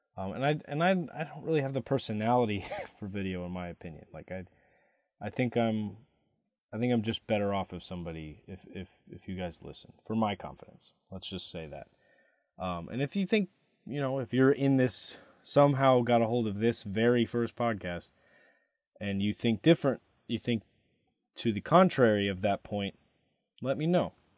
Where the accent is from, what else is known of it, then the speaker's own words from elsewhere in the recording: Katy, Texas, United States; moved away as an adult; also born or lived in Michigan; I was born in Katy, Texas